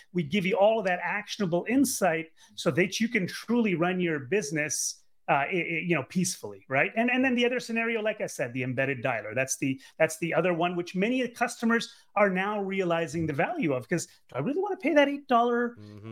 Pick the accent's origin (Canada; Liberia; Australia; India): Canada; I'm Canadian. Uh, grew up in Canada and went to university, University of Ottawa